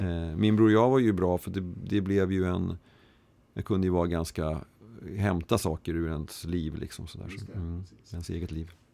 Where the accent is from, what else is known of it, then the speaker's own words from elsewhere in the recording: Stockholm, Stockholm County, Sweden; jag var uppväxt i Mälarhöjden söder om stan